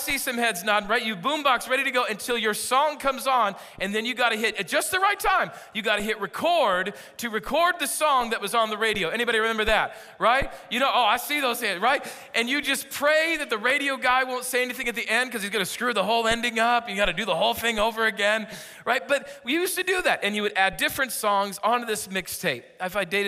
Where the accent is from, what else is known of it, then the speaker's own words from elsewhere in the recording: California, United States; I am from California. I'm not moving here